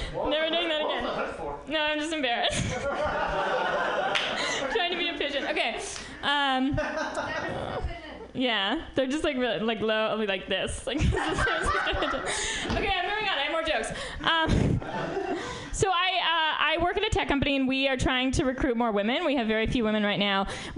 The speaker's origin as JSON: {"language": "English", "region": "New York", "country": "United States", "moved": "yes", "lives_now": "San Francisco, United States", "said": "I'm from New York originally"}